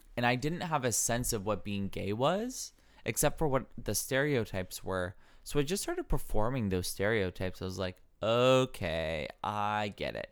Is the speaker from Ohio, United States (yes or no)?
yes; rural Ohio, United States; also born or lived in Wisconsin / Solon, Ohio; I grew up in, like, rural Ohio